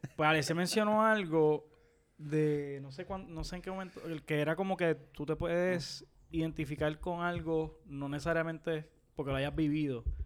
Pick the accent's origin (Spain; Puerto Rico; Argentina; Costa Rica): Puerto Rico; yo como puertorriqueño, que siempre ha vivido en Puerto Rico